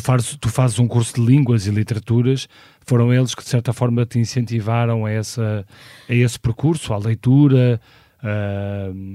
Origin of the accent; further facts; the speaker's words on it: Porto, Norte, Portugal; nasci no Porto em 1976